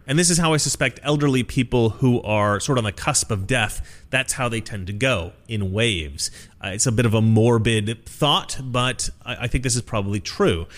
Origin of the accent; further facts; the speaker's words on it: Oregon, United States; Oregon, my home state